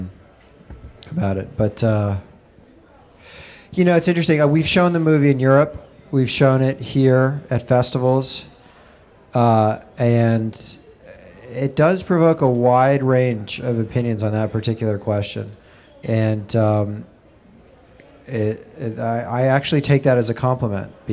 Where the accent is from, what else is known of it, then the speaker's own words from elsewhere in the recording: New York, United States; I'm a New Yorker and born here and raised here